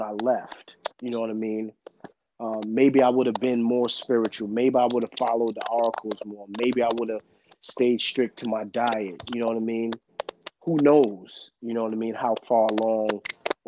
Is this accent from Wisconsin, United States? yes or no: no; New York, United States; another kid from New York